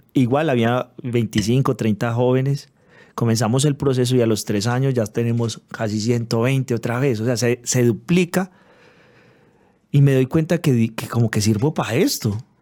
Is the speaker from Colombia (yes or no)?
yes; Manizales, Caldas, Colombia; also born or lived in Pereira; Nosotros que somos de Manizales